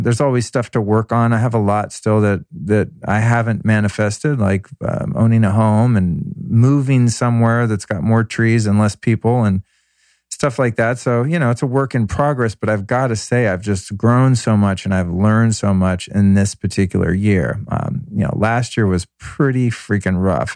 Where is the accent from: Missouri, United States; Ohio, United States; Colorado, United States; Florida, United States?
Colorado, United States; Denver; now in Los Angeles, United States; I was born in Denver on that day in 1970.